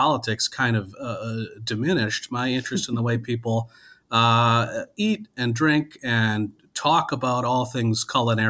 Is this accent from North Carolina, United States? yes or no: no; Wisconsin, United States; now in Minneapolis, United States; I grew up in Wisconsin.